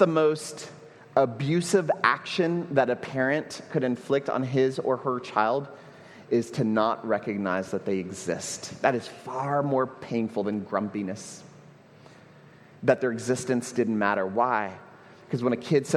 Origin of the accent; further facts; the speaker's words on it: Houston, Texas, United States; moved away as an adult; now in Puerto Rico; When I go home to Houston, my hometown